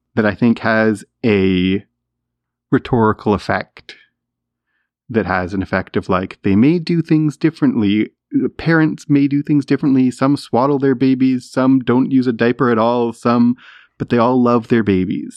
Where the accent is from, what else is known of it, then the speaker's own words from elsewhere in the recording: Canada; as a Canadian